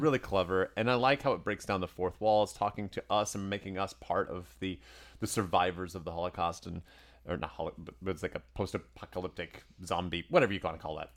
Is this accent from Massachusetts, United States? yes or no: no; Tennessee, United States; the whole neighborhood growing up in Tennessee